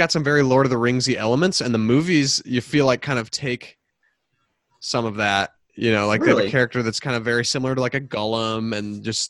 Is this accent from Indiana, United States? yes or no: yes; Indianapolis, Indiana, United States; born or raised there